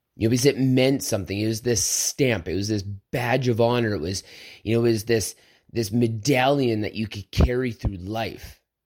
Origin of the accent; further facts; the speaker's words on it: Southern Alberta, Canada; I grew up on a farm. I grew up in Southern Alberta where this meant something